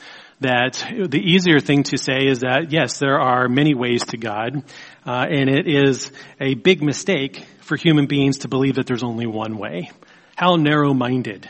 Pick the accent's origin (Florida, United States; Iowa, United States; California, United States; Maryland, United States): Maryland, United States; Baltimore; I grew up in Baltimore, Maryland.